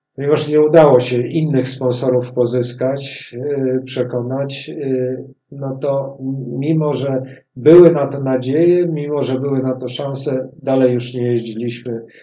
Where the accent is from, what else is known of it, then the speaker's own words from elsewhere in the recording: Warsaw, Masovian Voivodeship, Poland; jesteśmy warszawiakami, tu się urodziliśmy z Pawłem